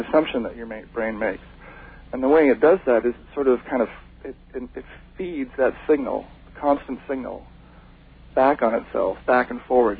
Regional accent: Hawaii, United States; moved away; also born or lived in Seattle; I was raised in Hawaii.

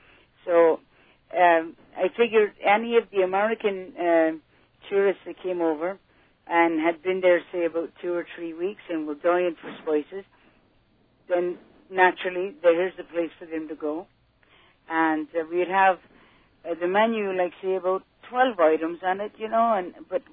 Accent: Ninemilehouse, Munster, Ireland; moved away; Nine Mile House was the closest shopping area to my family's farm. And it's in Tipperary, the Carlow side.

